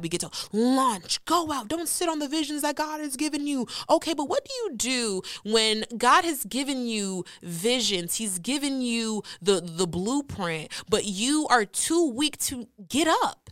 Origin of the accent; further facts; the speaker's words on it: Nigeria; I'm Nigerian